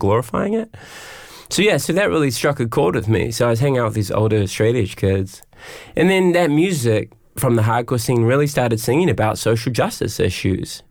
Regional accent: Auckland, New Zealand; I grew up in West Auckland

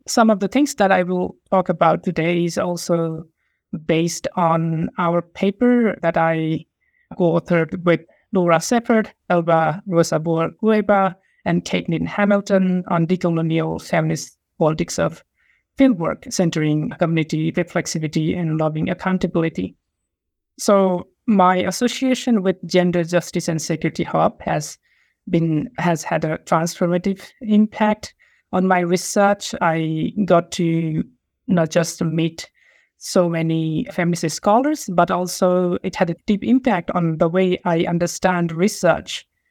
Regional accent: Nepal; moved away as an adult; also born or lived in Essex, United Kingdom; now in Sydney, Australia; I'm from Nepal

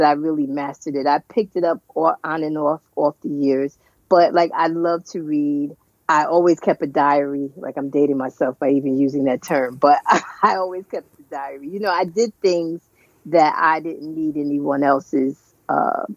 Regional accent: Paterson, New Jersey, United States; right here, New Jersey, all my life. I actually, one town over, I grew up in Patterson, I didn't go far

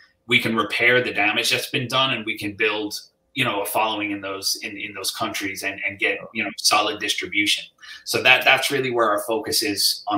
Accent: New Jersey, United States; I was born in New Jersey myself. So okay. Yeah, my mother's Irish. My dad was born in New York.

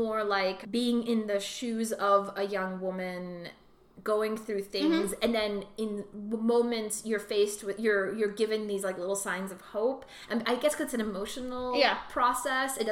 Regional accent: New York, United States; I grew up in New York.

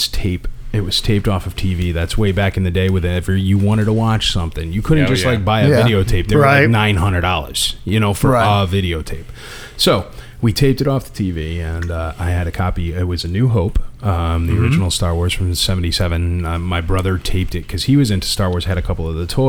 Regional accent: Connecticut, United States; moved away; I'm originally from Connecticut

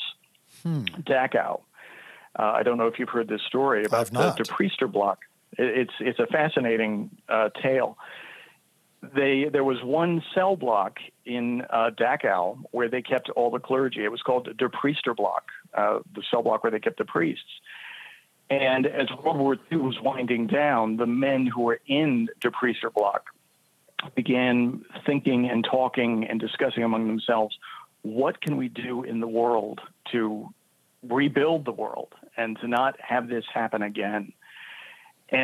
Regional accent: D.C., Maryland outside of Washington, United States; now in Brooklyn, United States; I grew up in Maryland outside of Washington, D.C.

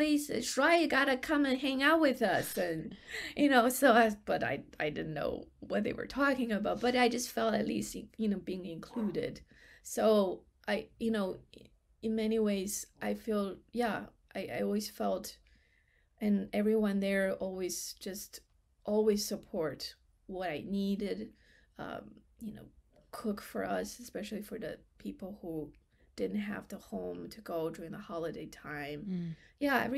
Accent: China; English is a second language; moved away; I was the only Chinese from the mainland China during that year

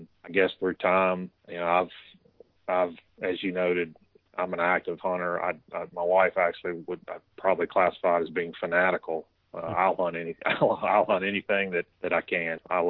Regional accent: Central Virginia, United States; Growing up in Central Virginia, we had a fall turkey season and a spring season.

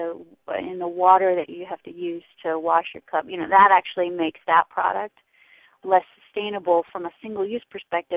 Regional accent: New York, United States; now in Washington, D.C., United States; I'm from New York originally. I live in D.C.

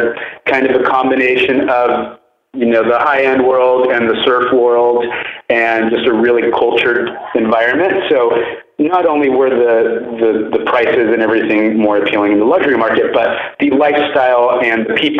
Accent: Oceanside, California, United States; I grew up in Southern California, so I'm a native to the area in a town called Oceanside in San Diego County

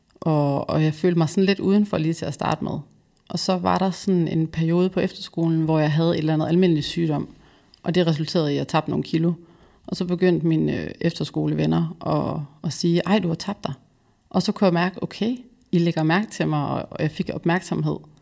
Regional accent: West Jutland, Central Denmark Region, Denmark; now in Copenhagen, Denmark; Jeg er vokset op i Vestjylland

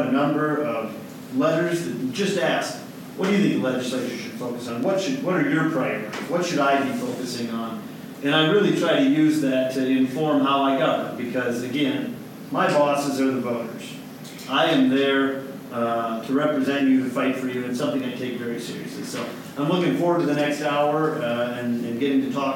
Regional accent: Pierre, South Dakota, United States; I was born and raised here in Pierre and Fort Pierre

